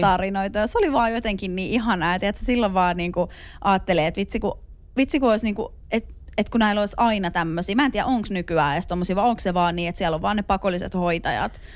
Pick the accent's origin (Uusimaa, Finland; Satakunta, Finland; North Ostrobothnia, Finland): Uusimaa, Finland; Hyvinkää; mä oon siis Hyvinkäällä elänyt lapsuusvuosia